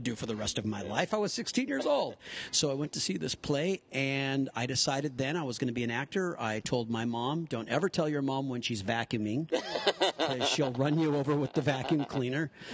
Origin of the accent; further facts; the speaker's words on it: Pasadena, California, United States; I'm born and raised in Pasadena, California